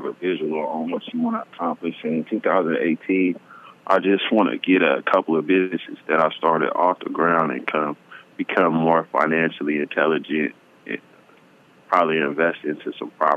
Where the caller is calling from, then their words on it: Vallejo, California, United States; I'm calling from Vallejo